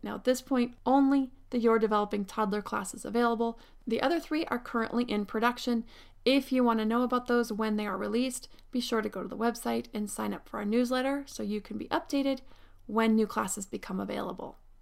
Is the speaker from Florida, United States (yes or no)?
no; Pennsylvania, United States; born or raised there; now in Southern California, United States